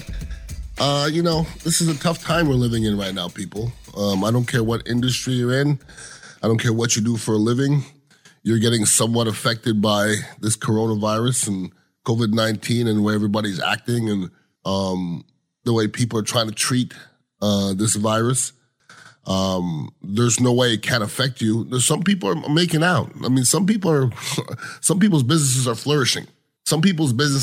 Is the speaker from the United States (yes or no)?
no; Canada; moved away; I am a Canadian, grew up with Canadians, and we like to drink